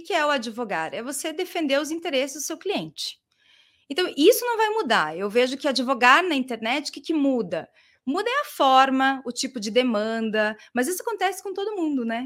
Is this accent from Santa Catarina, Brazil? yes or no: no; Curitiba, Paraná, Brazil; eu sou de Curitiba, uma curitibana, mas não sou curitiboca